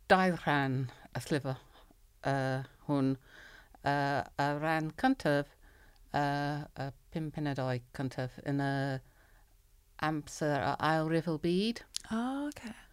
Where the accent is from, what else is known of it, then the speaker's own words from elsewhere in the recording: Beckenham, London, United Kingdom; Welsh is a second language; moved away as an adult; now in Cardiff, United Kingdom; dwi'n dod o Lloegr yn wreiddiol. Um, tre bach uh, o enw Beckenham Geith Lundain.